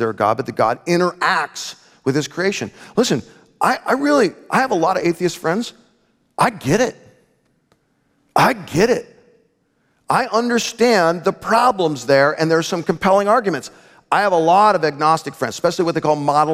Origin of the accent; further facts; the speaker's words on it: Omak, Washington, United States; I grew up in Omak. Does anyone know where Omak is? Just south of Penticton, just 40 minutes from the Canadian border